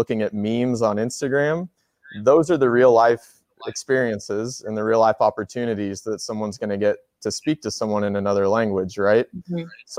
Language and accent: English; Missouri, United States; accent: southern; I'm from the Midwest, but kind of south in the Midwest. So, my friends from the north, they tell me that I have a southern accent. And to me, I think I have more of a neutral accent, but I definitely hear the southern accent where I live in Missouri.